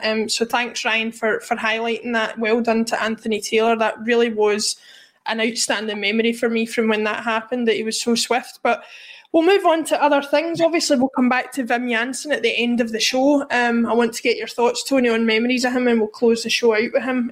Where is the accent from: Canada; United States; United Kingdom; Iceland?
United Kingdom; Glasgow, Scotland; growing up in Glasgow at the time